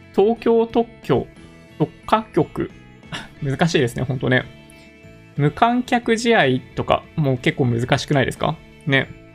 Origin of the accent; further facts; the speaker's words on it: Japan; 完全なる日本人ですね。純国産です。海外で生活していたことも一度もない